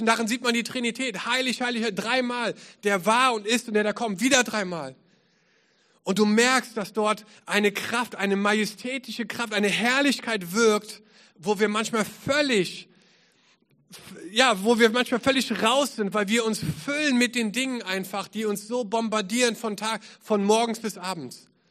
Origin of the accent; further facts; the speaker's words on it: Düsseldorf, North Rhine-Westphalia, Germany; moved away as an adult; also born or lived in England; now in Cologne, Germany; Ich bin in Düsseldorf geboren